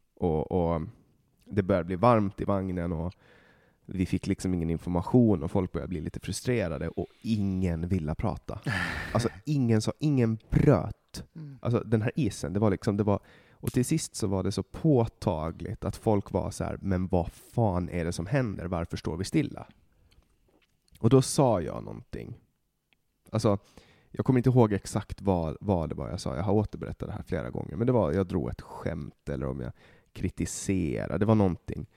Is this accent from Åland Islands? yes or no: yes; Åland Islands; moved away as an adult; now in Stockholm, Sweden; jag kommer från Åland